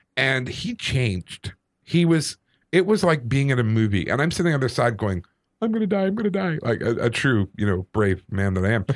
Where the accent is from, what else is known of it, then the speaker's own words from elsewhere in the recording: Calgary, Alberta, Canada; growing up in Calgary, in the Anglican Church